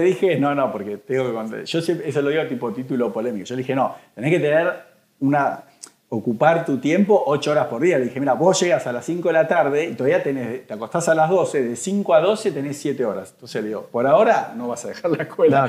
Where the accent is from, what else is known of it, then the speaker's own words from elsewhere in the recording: Argentina; a mí como argentino